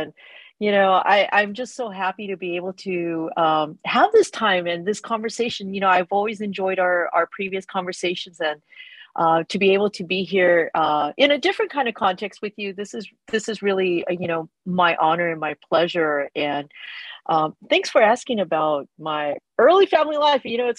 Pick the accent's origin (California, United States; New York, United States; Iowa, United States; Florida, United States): California, United States; Rosemead; I grew up in Rosemead